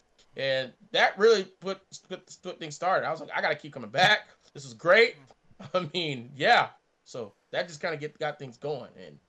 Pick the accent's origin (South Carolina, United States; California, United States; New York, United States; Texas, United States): California, United States; Matter of fact, I spent most of my time growing up in California as I'm a Marine brat. So I grew up on the Marine base.